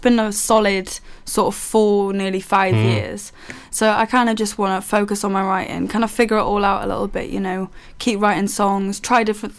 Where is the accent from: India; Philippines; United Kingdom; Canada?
United Kingdom; Haverfordwest, Wales; I'm a 20-year-old singer-songwriter from Haverfordwest, Pembrokeshire.